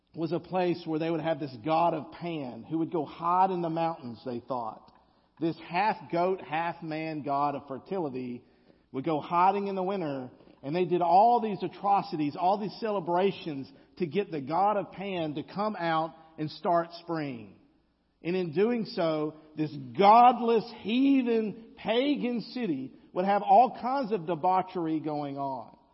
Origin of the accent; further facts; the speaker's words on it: the South, United States; accent: Southern drawl (implied)